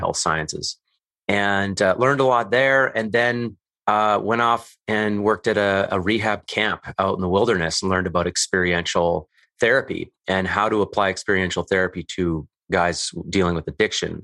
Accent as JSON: {"language": "English", "town": "Calgary", "region": "Alberta", "country": "Canada", "tie": "born or raised there", "said": "I grew up in Calgary, Alberta, Canada"}